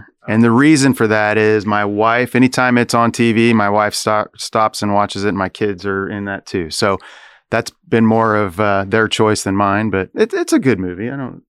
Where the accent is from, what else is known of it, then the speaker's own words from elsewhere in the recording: Chicago, Illinois, United States; as I mentioned, I was from Chicago, I wouldn't have had the opportunity to work with so many great organizations that I just mentioned if I were in Chicago, right?